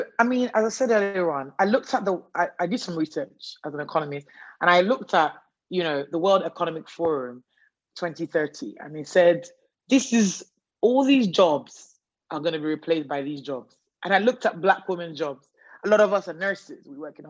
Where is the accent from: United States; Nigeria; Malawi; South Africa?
Nigeria; now in United Kingdom; I'm Nigerian of origin, you know, first generation migrant in the UK, British citizen and everything.